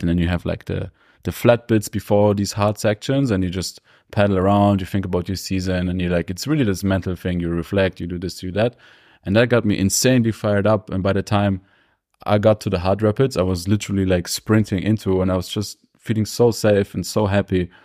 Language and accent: English; Germany; now in Innsbruck, Austria; Coming up and growing up in Germany